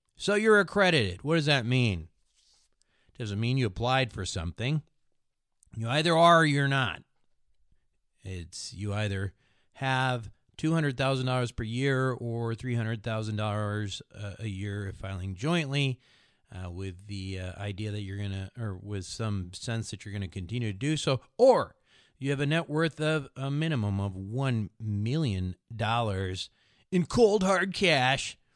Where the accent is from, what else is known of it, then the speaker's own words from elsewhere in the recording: Minnesota, United States; accent: Midwestern; speak like a slow Midwestern guy like I am. I'm from Minnesota